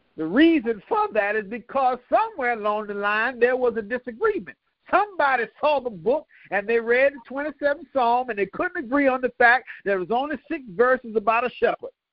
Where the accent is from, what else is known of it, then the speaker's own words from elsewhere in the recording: DePaul Medical Center, Granby Street, Virginia, United States; I was born in DePaul Medical Center over there on Granby Street, Kingsley Lane, actually, off Granby Street.